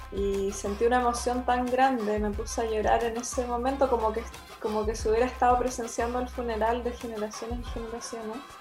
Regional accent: Puerto Varas, Los Lagos, Chile; moved away as an adult; also born or lived in Valdivia / Chiloé; cuando era niña viví un tiempo en Puerto Varas y en Valdivia

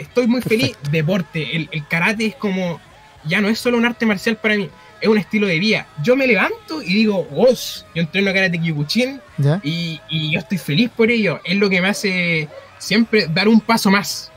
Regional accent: Penco, Biobío, Chile; soy de Penco.

